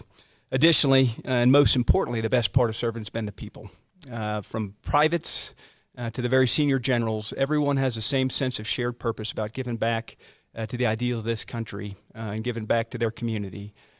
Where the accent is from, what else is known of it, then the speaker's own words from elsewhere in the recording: Virginia, United States; A little bit about me, though. I grew up in Northern Virginia playing high school sports and loved being around people.